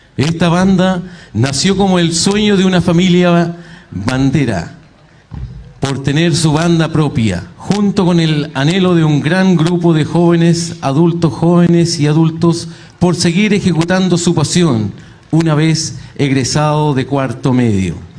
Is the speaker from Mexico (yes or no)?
no; Chile